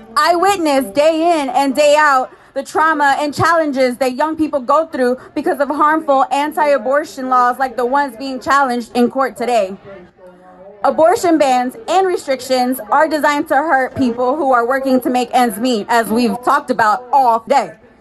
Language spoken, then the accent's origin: English; Houston, Texas, United States; I am a native Texan